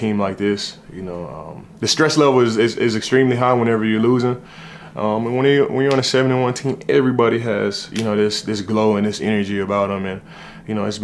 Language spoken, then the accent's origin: English; Dallas, Texas, United States; also born or lived in Los Angeles / San Francisco; I'm from Dallas, Texas, but I spent so much time here in Los Angeles.